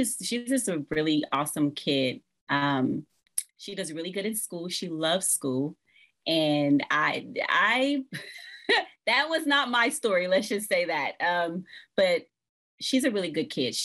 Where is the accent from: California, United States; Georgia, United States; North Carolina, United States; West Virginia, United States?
California, United States; Los Angeles; born and raised in South Central Los Angeles